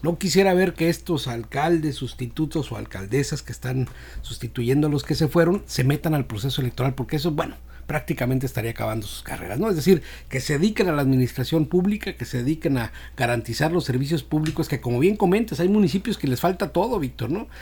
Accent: Escuinapa, Sinaloa, Mexico; Yo soy del municipio de Escuinapa

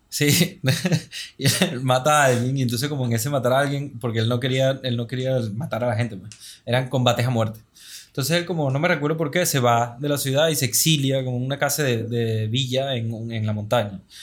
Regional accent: Venezuela; moved away; also born or lived in Lisbon; y soy venezolano

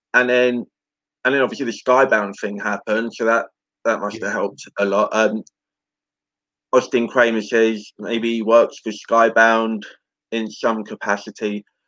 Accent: England, United Kingdom; as an Englishman

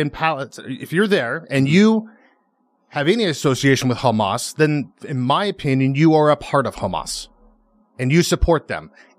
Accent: United States; I'm very thankful to be born and raised in America

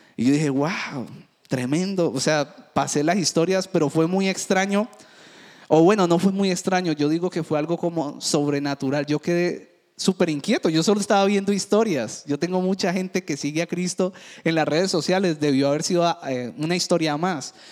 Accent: Cali, Valle del Cauca, Colombia; Yo que me crié en el Valle del Cauca, en Cali

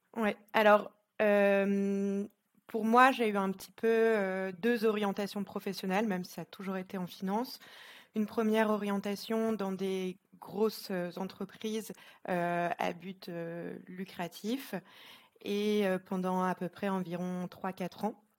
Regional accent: Lille, Hauts-de-France, France; moved away as an adult; now in Geneva, Switzerland; je suis originaire de France, de Lille

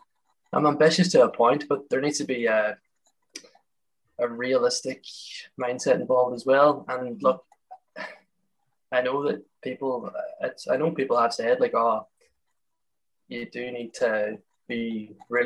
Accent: Letterkenny, Ulster, Ireland; I'm from Letterkenny in Donegal

